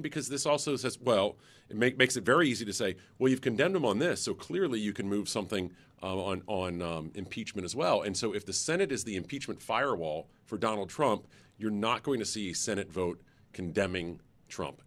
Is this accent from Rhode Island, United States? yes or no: no; North Carolina, United States; my home state